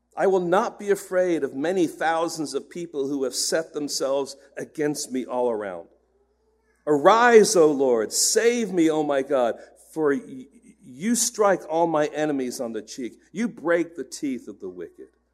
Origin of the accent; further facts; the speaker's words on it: England, United Kingdom; moved away; I grew up in England, and so I'm an England fan